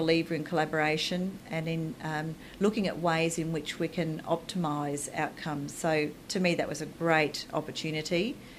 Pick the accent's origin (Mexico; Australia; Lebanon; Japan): Australia; Charleville, Queensland; also born or lived in Chinchilla; So I was born in Chinchilla, which is southwest Queensland